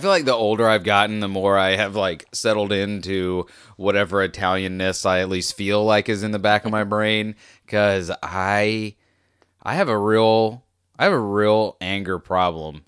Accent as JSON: {"language": "English", "country": "United States", "tie": "born or raised there", "said": "was born in America. Okay, I'm American."}